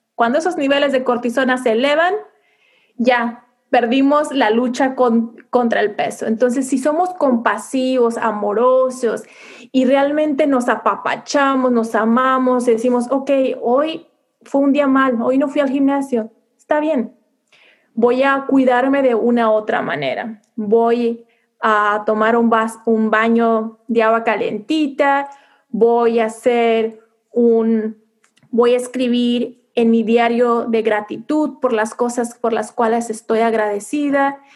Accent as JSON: {"language": "Spanish", "country": "Mexico", "first_language": "Spanish", "moved": "yes", "lives_now": "United States", "said": "siendo mujer latina viviendo en Estados Unidos, realmente me siento muy orgullosa de mis raíces, de mis costumbres, de mi gastronomía mexicana"}